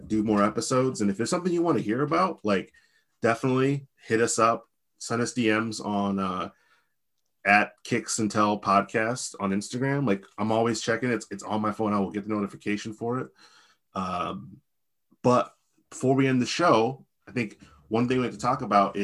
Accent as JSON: {"language": "English", "region": "Virginia", "country": "United States", "tie": "born or raised there", "also_born_or_lived": "Midwest", "moved": "yes", "said": "Frel and I are two guys born in Virginia"}